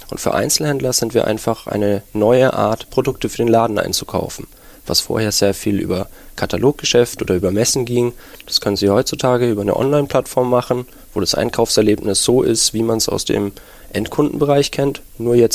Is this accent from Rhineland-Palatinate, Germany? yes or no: no; Nuremberg, Bavaria, Germany; now in Berlin, Germany; Ja, ich bin Nürnberger und ja, aber Berlin, die Hauptstadt, hatte man einen großen Reiz ausgemacht für mich